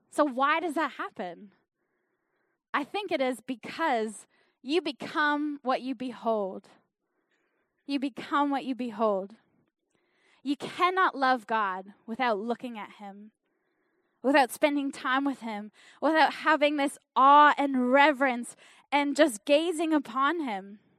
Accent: Canada; accent: Canadian; now in New Zealand; I think I still sound pretty Canadian. But my accent has changed because I am, I am living in New Zealand.

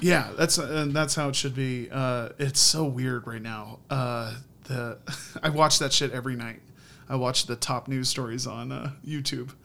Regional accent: Indiana, United States; I grew up in Indiana.

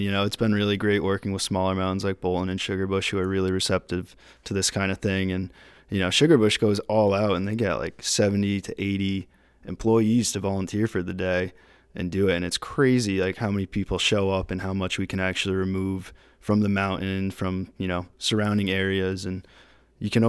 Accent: Connecticut, United States; I'm from Connecticut originally

